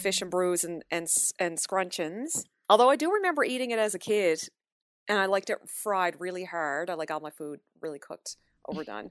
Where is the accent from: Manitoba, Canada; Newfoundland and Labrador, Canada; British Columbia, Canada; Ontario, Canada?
Newfoundland and Labrador, Canada; moved away as an adult; now in Toronto, Canada; growing up in Newfoundland.